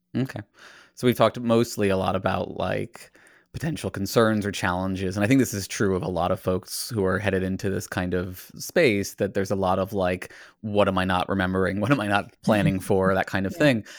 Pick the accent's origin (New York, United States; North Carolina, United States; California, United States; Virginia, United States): Virginia, United States; I grew up in Virginia where it was again, you know, the the DARE program approach to abstinence only education